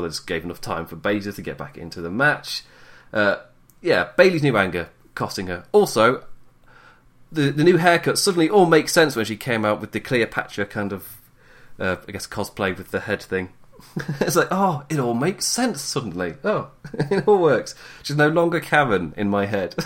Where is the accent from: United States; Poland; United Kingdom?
United Kingdom; England; I am English